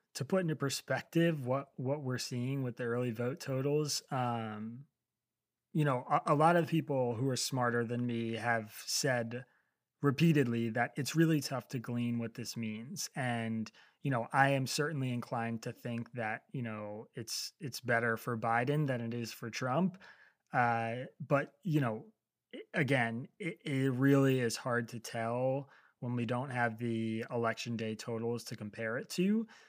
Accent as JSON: {"language": "English", "region": "Pennsylvania", "country": "United States", "tie": "born or raised there", "said": "my home state of Pennsylvania"}